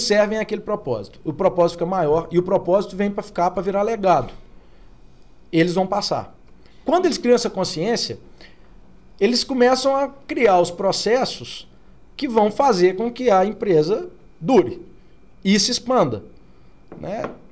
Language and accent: Portuguese; Oliveira, Minas Gerais, Brazil; moved away; Que meu pai foi para Oliveira, que foi onde eu fui criado